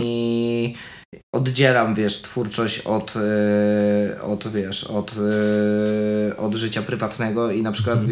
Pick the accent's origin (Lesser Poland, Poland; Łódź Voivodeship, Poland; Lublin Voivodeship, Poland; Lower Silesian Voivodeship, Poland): Lower Silesian Voivodeship, Poland; Milicz; moved away; dorastałem w kulcie czegoś takiego, że jeżeli ja nie będę odważny, to ja zostanę w miliczu